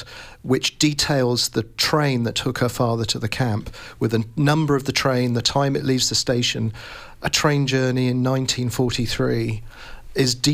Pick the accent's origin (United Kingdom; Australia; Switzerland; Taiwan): United Kingdom; England; moved away; I'm from England originally